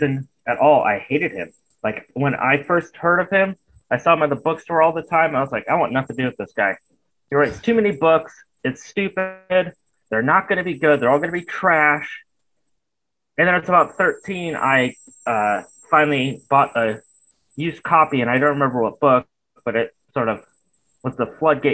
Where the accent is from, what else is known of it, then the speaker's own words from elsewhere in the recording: Michigan, United States; now in Portland, United States; I was born in Michigan